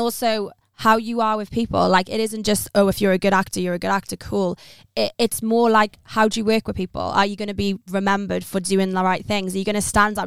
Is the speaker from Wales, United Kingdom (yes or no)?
yes; Pembrokeshire, Southwest Wales, United Kingdom; moved away as an adult; now in London, United Kingdom; I'm originally from Southwest Wales in Pembrokeshire, a very small rural place in, like, the countryside of Wales.